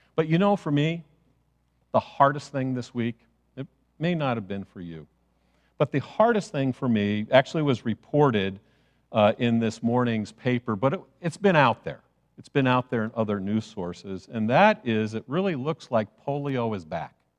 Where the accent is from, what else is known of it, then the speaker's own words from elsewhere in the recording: Chicago, Illinois, United States; I grew up in Chicago